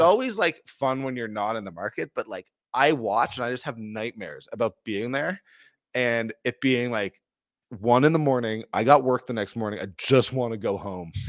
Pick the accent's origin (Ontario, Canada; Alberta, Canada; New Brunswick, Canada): Ontario, Canada; Toronto; moved away as an adult; now in Calgary, Canada; as a guy who was born and raised in Toronto, has lived his most almost my entire adult life in Calgary